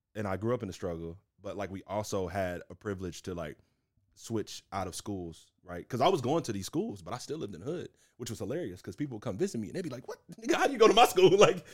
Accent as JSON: {"language": "English", "town": "Houston", "region": "Texas", "country": "United States", "tie": "born or raised there", "said": "Yeah, man. I literally grew up in Houston. It's kind of like me and my mom and on the Southwest Side, bro, just strugglin"}